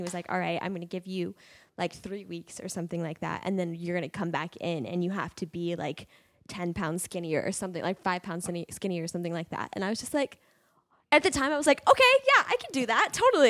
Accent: United States; And I was like, I'm Indian, but I'm not Indian, really. I mean, like I am Indian, but I'm not Indian. Yeah. You know what I mean? Like I don't even speak Hindi. I don't speak.

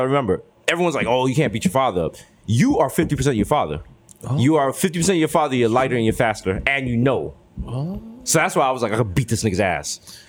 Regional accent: Bronx, New York, United States; I'm like, oh, I grew up in the Bronx. Like, shit was rough.

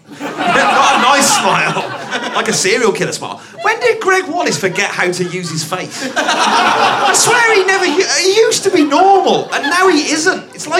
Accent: London, United Kingdom

